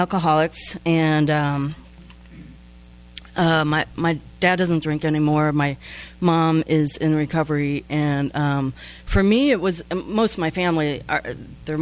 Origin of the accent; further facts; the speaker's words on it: Midwest, United States; I grew up in the Midwest and right in the heart of the Bible Belt.